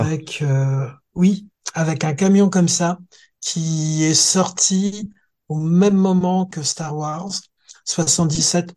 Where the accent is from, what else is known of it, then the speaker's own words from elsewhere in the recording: Thionville, Grand Est, France; étant Mosellan, nous, on a une particularité dans, si tu veux, j'ai grandi à Thionville